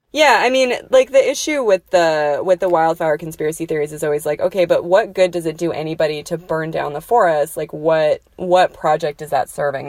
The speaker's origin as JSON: {"language": "English", "region": "New Mexico", "country": "United States", "said": "I'm from New Mexico"}